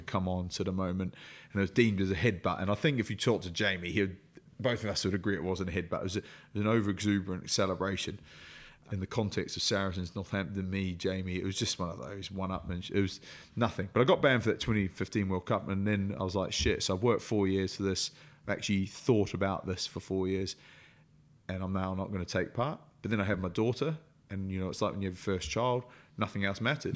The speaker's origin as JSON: {"language": "English", "country": "New Zealand", "tie": "born or raised there", "moved": "yes", "said": "growing up in New Zealand, everything to do with it, then moving here"}